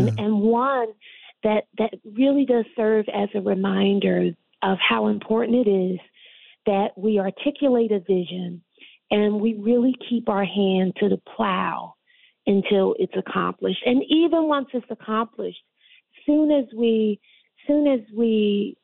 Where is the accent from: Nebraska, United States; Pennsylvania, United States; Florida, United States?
Pennsylvania, United States; Philadelphia; now in Waterbury, United States; I'm from Philadelphia